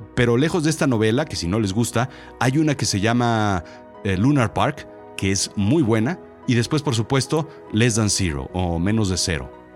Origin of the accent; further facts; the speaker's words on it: Mexico; Yo soy mexicano, yo nací aquí